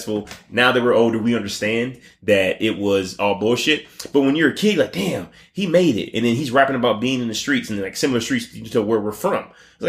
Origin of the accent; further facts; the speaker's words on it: United States; We as the American people.